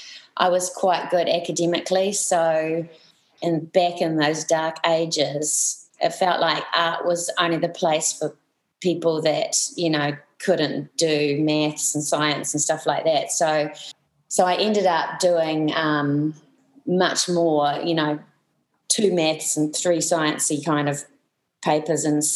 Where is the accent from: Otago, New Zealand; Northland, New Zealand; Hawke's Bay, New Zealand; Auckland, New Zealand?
Auckland, New Zealand; Pukekohe; I grew up in Pukekohe